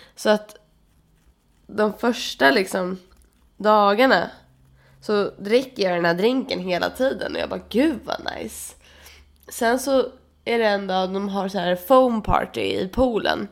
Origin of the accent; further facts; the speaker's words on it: Sweden; jag är svensk